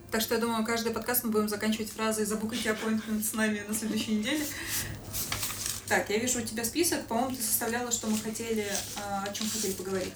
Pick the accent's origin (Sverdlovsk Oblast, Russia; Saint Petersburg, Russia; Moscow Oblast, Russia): Saint Petersburg, Russia; moved away as an adult; now in Sydney, Australia; Я из Санкт-Петербурга, из России